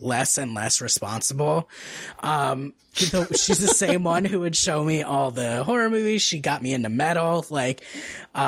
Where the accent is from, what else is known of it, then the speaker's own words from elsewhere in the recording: New Jersey, United States; I'm from New Jersey.